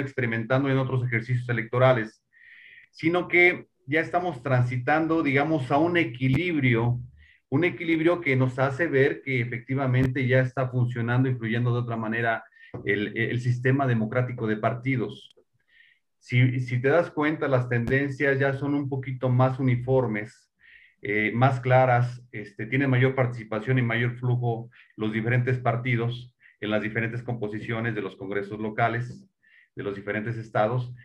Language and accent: Spanish; Mexico; nosotros como mexicanos